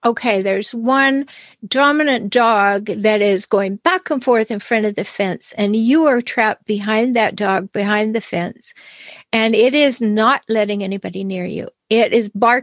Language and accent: English; Canada; I'm Canadian